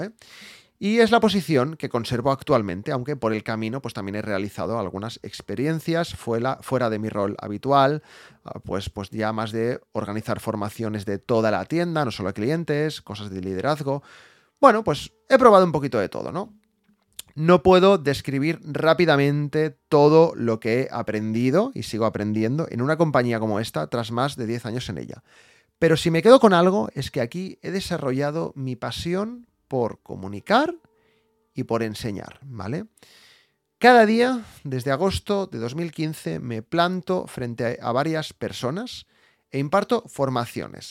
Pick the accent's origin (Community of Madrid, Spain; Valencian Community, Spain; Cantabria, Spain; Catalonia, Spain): Catalonia, Spain; Barcelona; yo soy de Barcelona